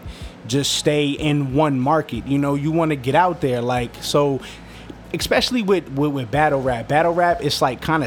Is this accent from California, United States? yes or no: no; New York, United States; also born or lived in Westchester / Queens; I actually was born in Washington Heights